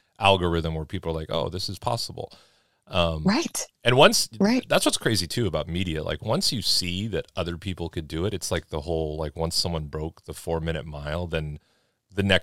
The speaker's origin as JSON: {"language": "English", "town": "Los Angeles", "region": "California", "country": "United States", "tie": "born or raised there", "moved": "as an adult", "said": "I was growing up in South Central Los Angeles"}